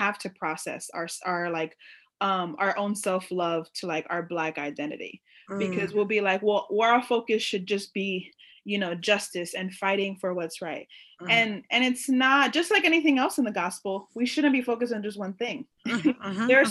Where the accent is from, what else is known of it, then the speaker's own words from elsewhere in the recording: New York City, New York, United States; I grew up in New York City, specifically around Puerto Rican, Dominican, African American